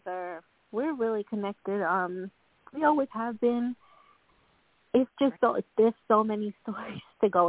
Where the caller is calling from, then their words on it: Long Island, New York, United States; I'm calling from Long Island, New York.